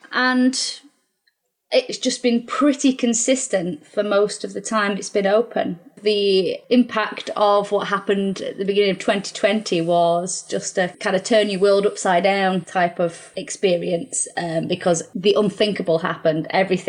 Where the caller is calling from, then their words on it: Warrington, North West England, United Kingdom; So I'm at home, which is kind of Warrington way. But obviously, my business is in Altrincham. So, South Manchester, Cheshire, if you like.